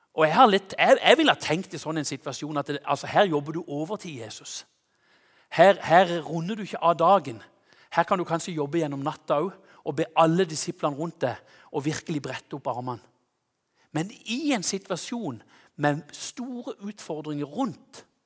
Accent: Konsmo, Agder, Norway; hjemme i Konsmo

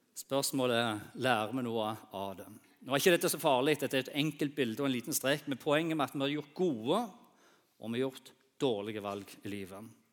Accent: Bryne, Rogaland, Norway; jeg vokste opp eh, på Bryne

